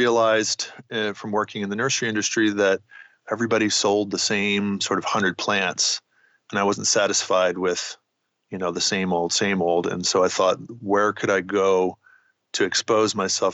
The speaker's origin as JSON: {"language": "English", "town": "Wilmington", "region": "Delaware", "country": "United States", "tie": "born or raised there", "also_born_or_lived": "Massachusetts", "moved": "yes", "said": "I grew up in Wilmington, Delaware"}